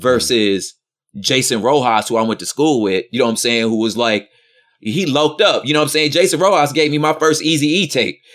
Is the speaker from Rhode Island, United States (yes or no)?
no; West Covina, California, United States; also born or lived in South Central Los Angeles; I spent most of my early childhood there, and then most of my, like, childhood, twenty minutes east of there in the San Gabriel Valley, little, little enclave called, uh, Valenda, La Puente area called West Covina